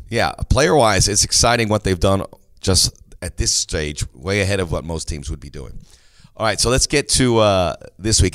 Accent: Los Angeles, California, United States; moved away; also born or lived in East Coast / Miami; I'm from

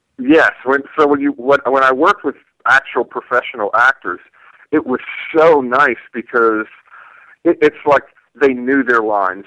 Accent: Canonsburg, Pennsylvania, United States; moved away; went back to my hometown where I know people

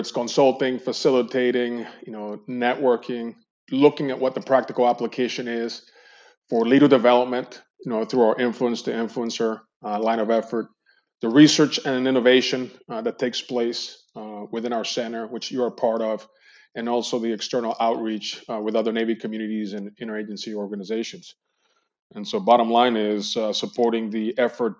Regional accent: Colombia; moved away as an adult; also born or lived in Cali / Medellin; now in United States; they returned back to their hometown, Colombia, and I grew up there, graduated high school

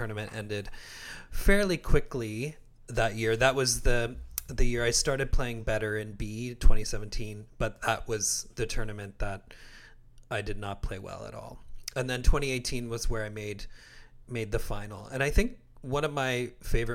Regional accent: Windsor, Ontario, Canada; I'm from nearby in Windsor

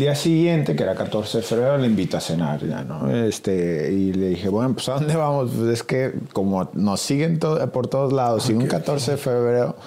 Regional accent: Mexico; moved away as an adult; soy mexicano

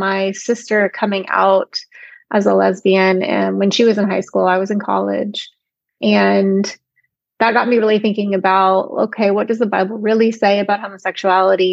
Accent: Alabama, United States; I grew up evangelical in the Deep South in Alabama

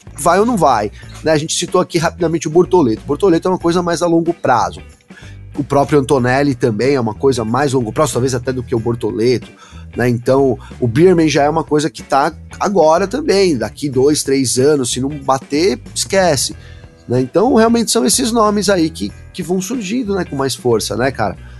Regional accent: Brazil; eu sou brasileiro

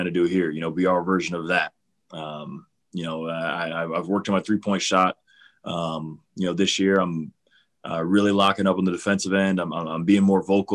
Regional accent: Cleveland, Ohio, United States; I grew up in Cleveland. I'm from here

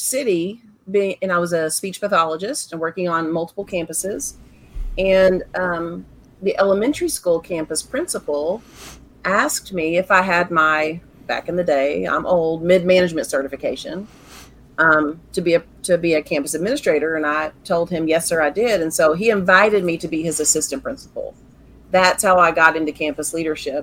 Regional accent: Central Texas, United States; I was born and raised here in Central Texas

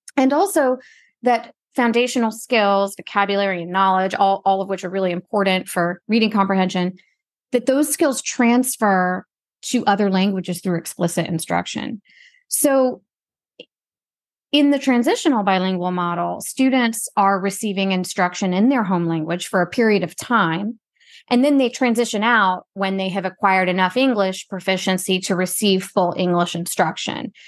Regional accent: United States; first language Gujarati; English is a second language; also born or lived in Spain / Nicaragua / Mexico; I'm, I'm Indian American. My parents moved to the U S a couple years before I was born.

